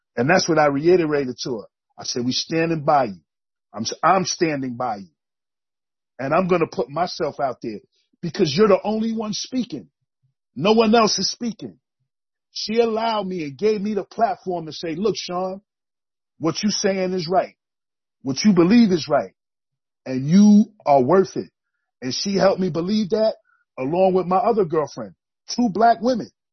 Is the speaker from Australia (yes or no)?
no; New York City, New York, United States; moved away as an adult; now in Bennington, United States; I grew up in Brooklyn, New York. Um, I moved up to Bennington, Vermont, back in '95 to go to college